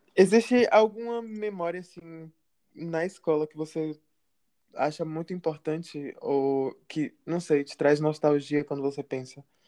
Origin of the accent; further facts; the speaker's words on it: Ilhéus, Bahia, Brazil; moved away; a gente é de Ilhéus